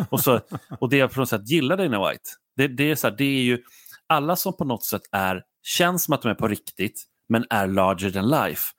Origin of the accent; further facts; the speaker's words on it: Sweden; som svensk åskådare